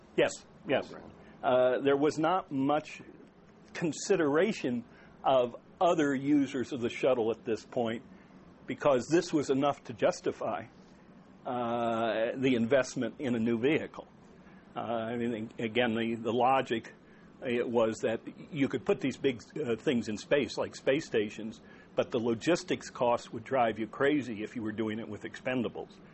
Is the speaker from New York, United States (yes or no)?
no; Maryland, United States; it's my home state.